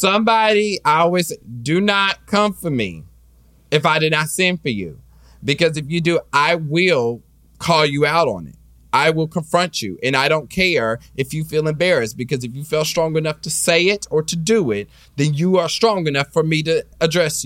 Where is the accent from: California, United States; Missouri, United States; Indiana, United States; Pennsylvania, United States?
Missouri, United States; Kansas City; now in Los Angeles, United States; I was raised in Kansas City, so I was raised in the Baptist church